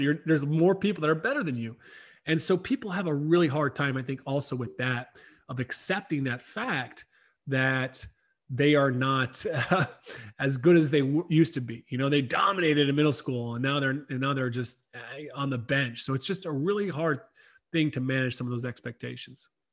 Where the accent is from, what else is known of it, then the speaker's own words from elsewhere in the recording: South Carolina, United States; moved away as an adult; also born or lived in Ireland; I grew up in South Carolina, not too far from you